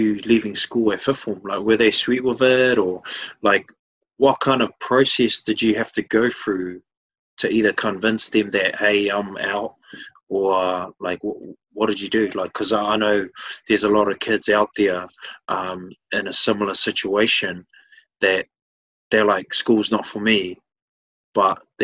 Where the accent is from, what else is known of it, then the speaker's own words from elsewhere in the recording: West Auckland, New Zealand; I'm a Westie